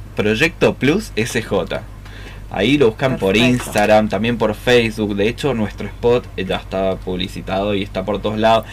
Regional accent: San Juan, Argentina; somos privilegiados los sanjuaninos

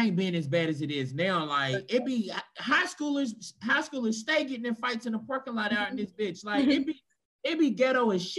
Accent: Louisville, Kentucky, United States; now in Atlanta, United States; growing up in Louisville, it was just black and white folk.

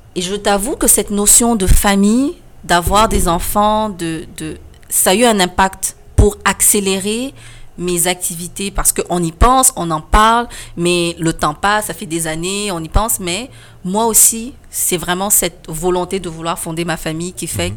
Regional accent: Senegal; moved away as an adult; now in Quebec, Canada; J'ai quitté le Sénégal, je suis arrivée au Québec

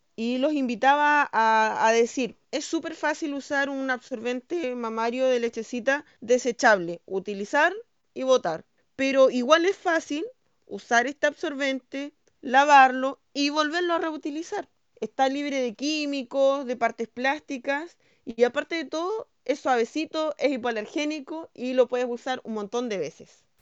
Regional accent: Panguipulli, Los Ríos, Chile; soy de Panguipulli, que es un pueblo que está en la región número 14 de Chile

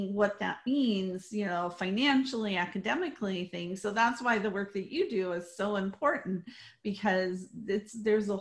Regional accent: Colorado, United States; I grew up in Colorado

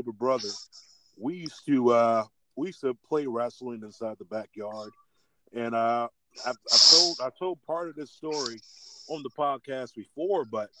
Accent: South Florida, United States; being a big kid growing up in South Florida

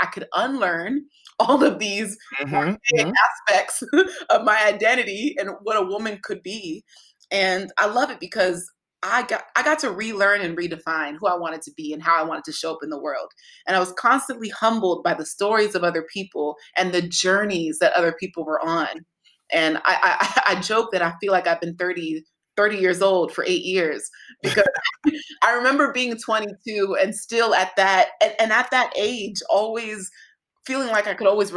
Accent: Nigeria; being Nigerian

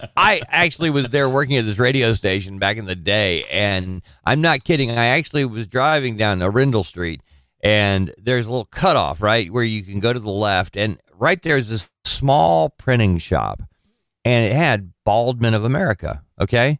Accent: Southern California, United States; growing up in Southern California

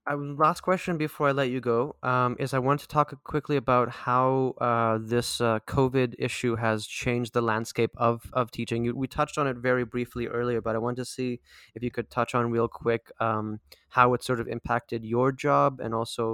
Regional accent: Delta, British Columbia, Canada; Because I grew up in the Delta School District. I don't know what number that is.

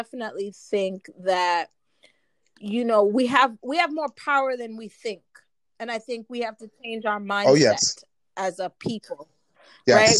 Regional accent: New York, United States; I'm from New York

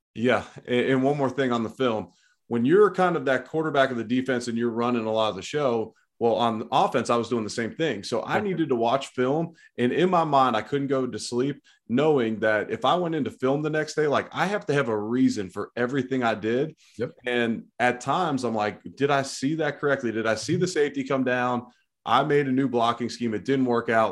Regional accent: Ohio, United States; We're both Ohio guys

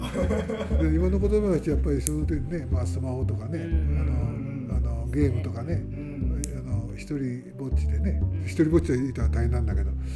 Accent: Japan; ずっとここで生まれ育ったものですから

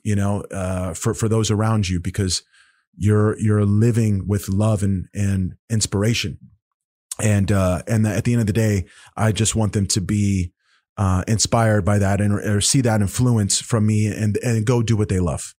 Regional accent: Oklahoma, United States; I'm from Oklahoma

